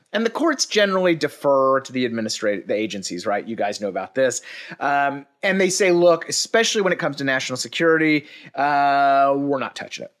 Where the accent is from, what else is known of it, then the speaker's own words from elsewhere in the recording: Dallas, Texas, United States; was born and raised in Dallas